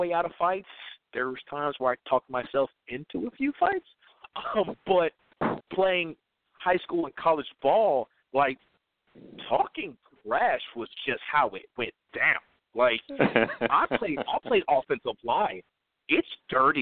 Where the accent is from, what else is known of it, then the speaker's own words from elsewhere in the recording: Georgia, United States; I can't work in my home state